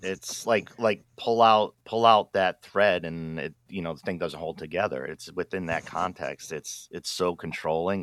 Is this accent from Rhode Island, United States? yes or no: yes; Pawtucket, Rhode Island, United States; now in Oregon, United States; I grew up in Pawtucket, Rhode Island, East Coast